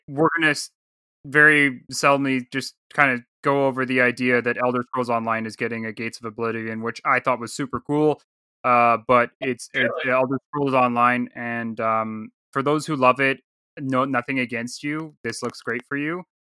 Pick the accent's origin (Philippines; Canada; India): Canada; I'm from Canada.